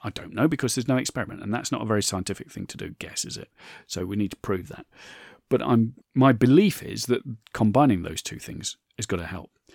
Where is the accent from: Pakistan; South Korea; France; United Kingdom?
United Kingdom; I'm British